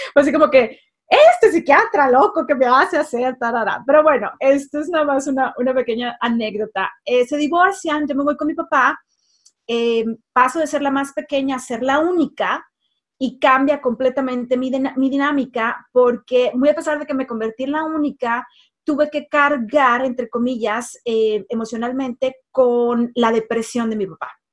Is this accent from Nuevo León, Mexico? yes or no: yes; Monterrey, Nuevo León, Mexico; now in United States; soy mexicana, nacida en el norte de México, en Monterrey, México